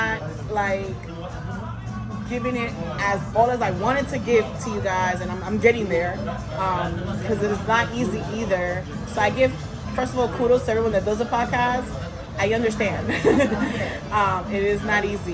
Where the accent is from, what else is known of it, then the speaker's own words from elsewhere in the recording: New York, United States; now in Florida, United States; I'm from New York